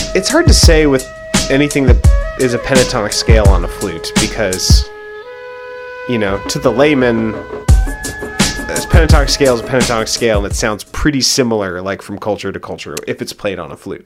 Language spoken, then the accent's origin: English; Hillsboro, Oregon, United States; I grew up in Hillsboro, Oregon